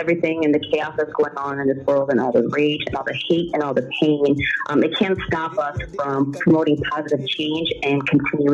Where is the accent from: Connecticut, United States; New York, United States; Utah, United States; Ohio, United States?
Connecticut, United States; Stamford; English is a second language; also born or lived in Berlin, Germany; In the 90s, I grew up in Stamford, Connecticut